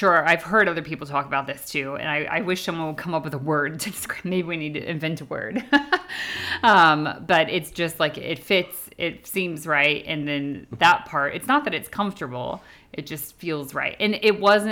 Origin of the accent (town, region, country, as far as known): Indiana, United States; accent: American; moved away as an adult; now in United Kingdom